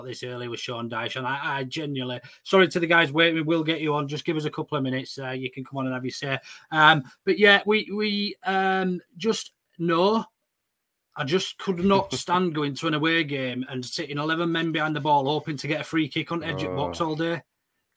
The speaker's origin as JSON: {"language": "English", "town": "Wakefield", "region": "Yorkshire and the Humber", "country": "United Kingdom", "said": "I'm Kettlethorpe"}